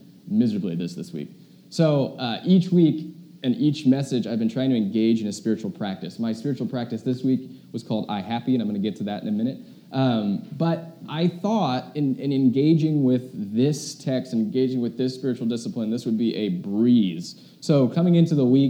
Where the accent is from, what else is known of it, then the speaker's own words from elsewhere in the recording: United States; us as an American